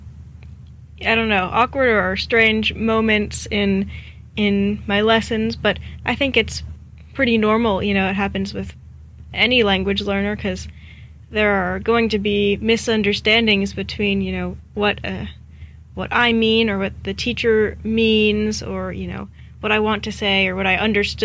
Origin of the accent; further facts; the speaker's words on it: Maryland, United States; I'm from Maryland, which is on the east coast